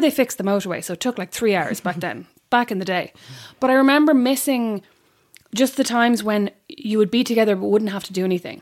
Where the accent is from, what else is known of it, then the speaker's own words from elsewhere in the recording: Straffan, County Kildare, Ireland; I'm from Straffin, which, which is where the K Club is, and I live about ten minutes away